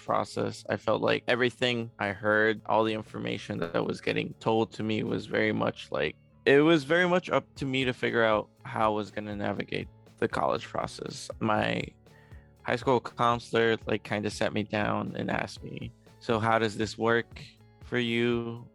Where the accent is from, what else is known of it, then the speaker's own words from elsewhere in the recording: Chicago, Illinois, United States; also born or lived in Mexico City, Mexico; I was born in Mexico City, but I have lived in Chicago for most of my life